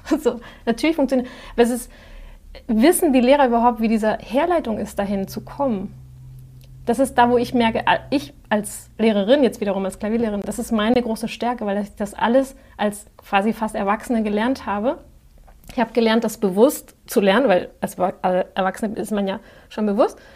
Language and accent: German; Spain; ich sage immer, ich bin Spanierin und neige zur Übertreibung.